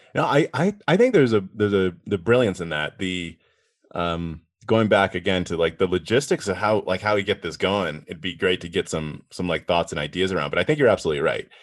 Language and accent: English; East Coast, United States; I grew up on the East Coast